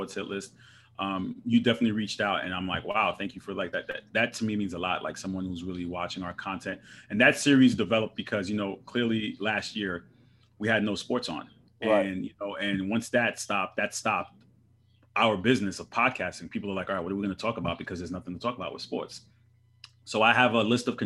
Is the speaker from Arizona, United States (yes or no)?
no; Long Island, New York, United States; also born or lived in Brooklyn; I was born in Brooklyn, and I moved to Long Island when I was six. So I claim Long Island.